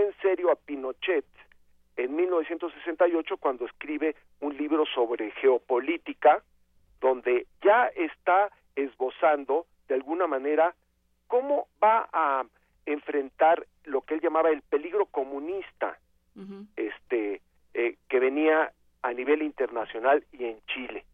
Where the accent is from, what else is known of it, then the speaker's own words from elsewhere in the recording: Mexico; como mexicanos